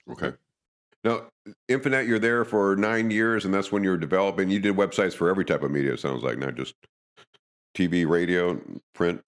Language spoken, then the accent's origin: English; Madison, United States; I grew up in Madison